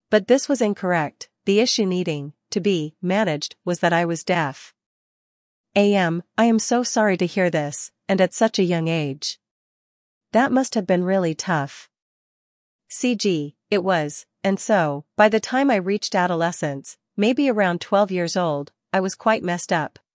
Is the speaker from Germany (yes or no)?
yes; Hamburg, Germany; I was born and raised in Hamburg, Germany.